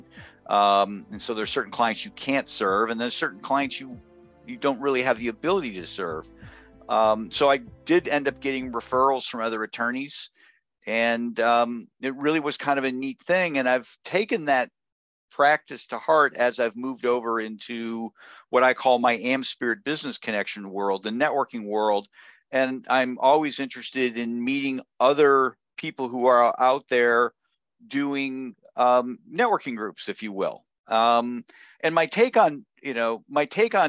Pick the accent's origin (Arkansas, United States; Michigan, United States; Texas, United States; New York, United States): Michigan, United States; now in Ohio, United States; I'm in Ohio. I've been in Michigan. I grew up in Michigan